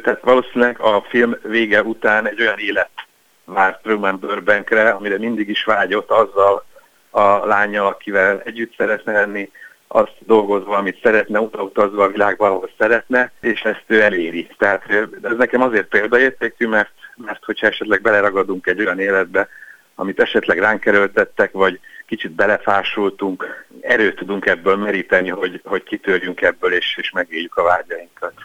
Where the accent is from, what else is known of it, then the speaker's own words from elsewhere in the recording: Budapest, Hungary; mint budapestiként